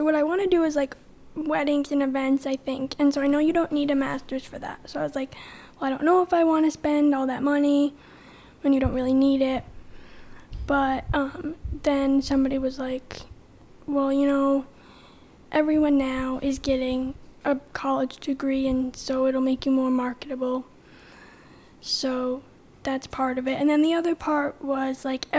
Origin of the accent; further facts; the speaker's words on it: Morrisonville, New York, United States; I grew up in Morrisonville